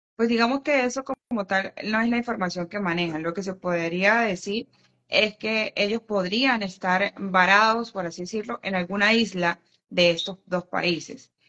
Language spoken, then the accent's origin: Spanish; San Cristóbal, Táchira, Venezuela; yo soy de San Cristóbal, estado Táchira